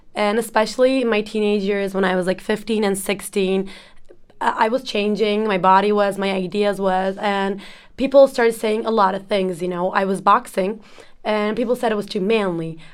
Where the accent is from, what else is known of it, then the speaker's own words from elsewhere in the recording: Ankara, Turkey; I'm from Turkey, uh, Ankara, to be precise, the capital.